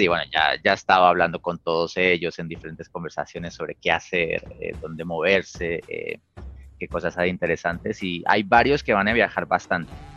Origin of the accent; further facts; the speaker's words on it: Colombia; moved away; los colombianos